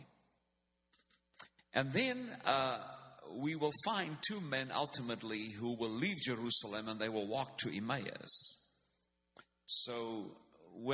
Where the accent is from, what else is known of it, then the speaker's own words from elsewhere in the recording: South Africa; first language Afrikaans; English is a second language; I am from South Africa